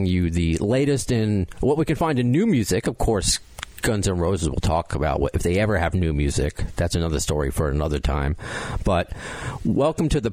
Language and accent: English; New York, United States; as a New Yorker